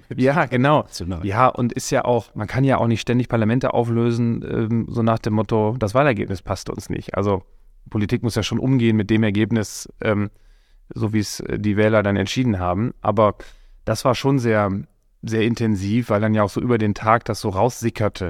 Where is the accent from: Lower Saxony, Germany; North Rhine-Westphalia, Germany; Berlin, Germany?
North Rhine-Westphalia, Germany; Coesfeld; ich komme aus Coesfeld, mitten im Münsterland, bin da geboren und aufgewachsen